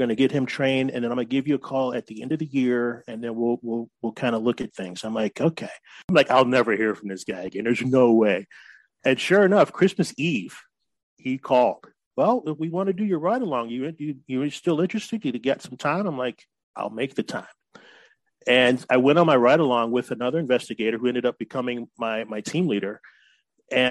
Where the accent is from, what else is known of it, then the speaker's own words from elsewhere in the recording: Oak Park, Illinois, United States; moved away as an adult; also born or lived in Chicago, Illinois / California; now in San Diego, United States; I grew up in Oak Park